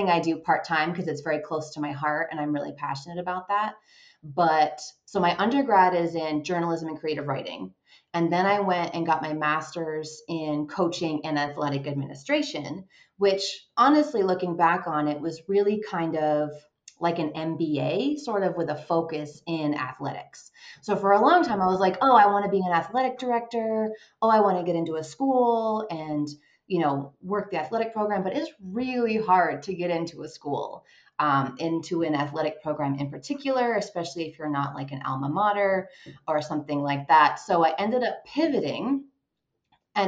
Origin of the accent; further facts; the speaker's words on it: Vermont, United States; moved away as an adult; also born or lived in Washington, D.C. metro area / Los Angeles; now in Colorado, United States; I am originally from Vermont, born and raised, went to my undergrad there.